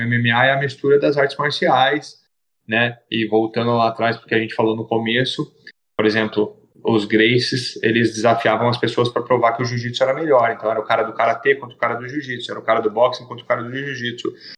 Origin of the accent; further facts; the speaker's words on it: Itatiba, São Paulo, Brazil; em Itatiba, que é a minha cidade natal